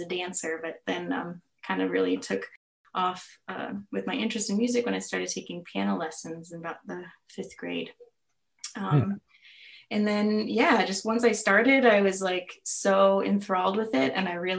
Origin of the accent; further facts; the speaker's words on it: Sibley, Iowa, United States; I am from Nowheresville. I'm from a little tiny town, a little speck on the map. Tiny town, but, you know, vibrant and full and unique in its own ways, called Sibley, Iowa. It's in northwest Iowa. It's a very rural part of the country, right?